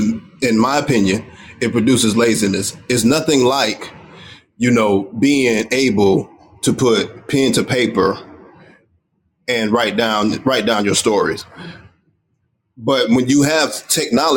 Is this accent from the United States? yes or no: yes; United States; me being African American